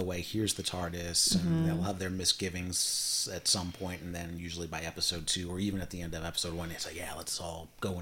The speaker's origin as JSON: {"language": "English", "country": "United States", "said": "as an American"}